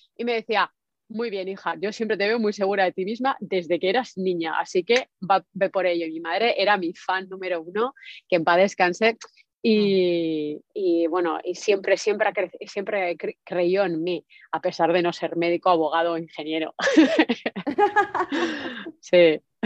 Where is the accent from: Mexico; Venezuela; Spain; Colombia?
Spain; now in United States; yo estoy en Estados Unidos, como decías, pero soy española